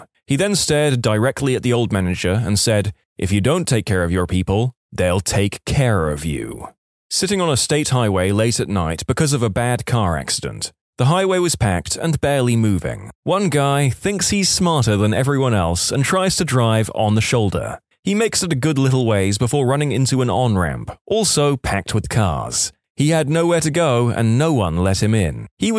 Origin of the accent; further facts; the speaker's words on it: San Diego, California, United States; I'm from San Diego, and during the summer, you have to claim bonfire pits on the beach really early in the morning if you want it for that night.